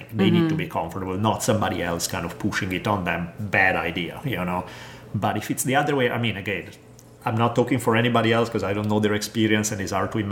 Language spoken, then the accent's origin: English; Italy; moved away; Growing up in Italy